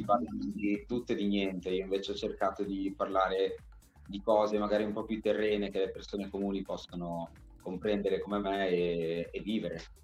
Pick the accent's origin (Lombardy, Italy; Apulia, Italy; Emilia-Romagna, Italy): Emilia-Romagna, Italy; Bologna; io sono un Regaz di Bolo perché sono nato e cresciuto a Bologna